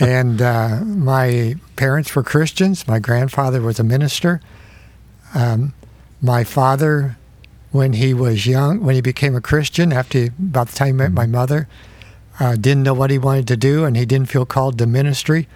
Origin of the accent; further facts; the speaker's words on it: Fort Recovery, Ohio, United States; I grew up in Fort Recovery, Ohio, which is a little town of 1,300 close to Indiana, north of Dayton.